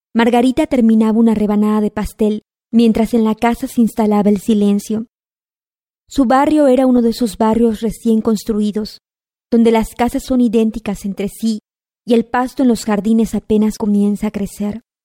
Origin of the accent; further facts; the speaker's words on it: Yucatán, Mexico; soy yucateca, nací en 1985